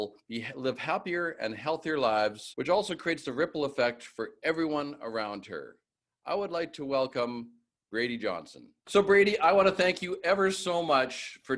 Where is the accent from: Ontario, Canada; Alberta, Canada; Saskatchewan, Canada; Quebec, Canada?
Saskatchewan, Canada; Regina; I'm from Regina, Saskatchewan, big small town